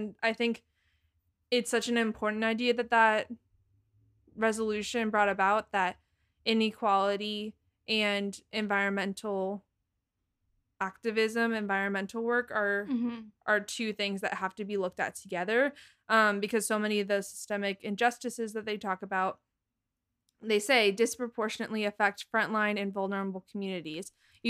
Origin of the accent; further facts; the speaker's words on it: Massachusetts, United States; I don't have a Boston accent. I just want to say this real fast. I'm born and raised in Massachusetts. I don't have that accent.